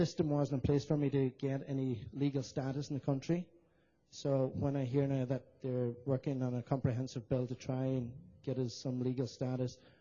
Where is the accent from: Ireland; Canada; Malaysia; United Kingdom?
Ireland; moved away as an adult; now in San Francisco, United States; I'm from Ireland. I came to San Francisco just over 9 years ago